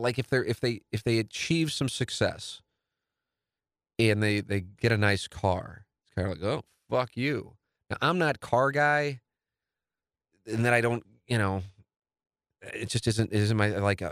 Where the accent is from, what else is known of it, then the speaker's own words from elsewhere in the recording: St. Louis, Missouri, United States; a new home in the neighborhood I grew up in St. Louis Hills, South City, Tam Avenue, Tam and Nottingham, baby.